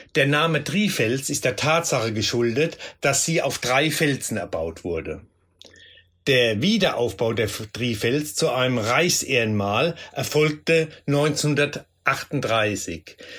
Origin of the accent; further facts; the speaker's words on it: Rhineland-Palatinate, Germany; hier bei uns in der Pfalz